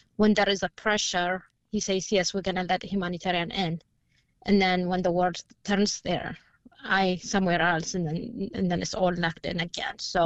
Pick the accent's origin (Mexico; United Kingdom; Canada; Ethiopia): Ethiopia; Tigray; I'm from Tigray